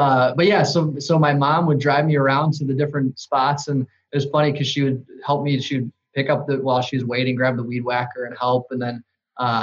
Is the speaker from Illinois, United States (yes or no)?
yes; Johnsburg, Illinois, United States; I grew up in Johnsburg, which is what northwest of the city of Chicago, basically in Wisconsin